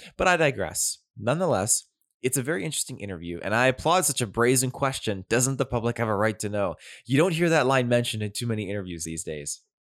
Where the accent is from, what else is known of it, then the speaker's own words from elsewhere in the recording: near Duncan and Ladysmith, Vancouver Island, British Columbia, Canada; This actually took place very close to my hometown.